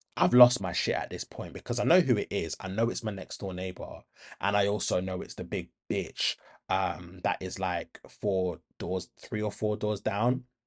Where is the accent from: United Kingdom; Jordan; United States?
United Kingdom; Birmingham, West Midlands; I was raised in Handsworth